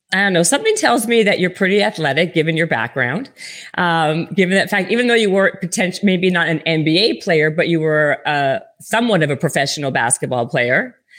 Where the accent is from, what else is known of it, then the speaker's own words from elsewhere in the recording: Canada; I'm from Canada.